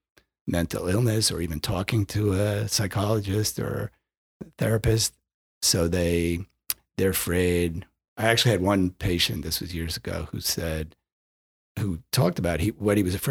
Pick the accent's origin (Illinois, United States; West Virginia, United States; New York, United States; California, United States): New York, United States; Westchester County; I grew up in Westchester County.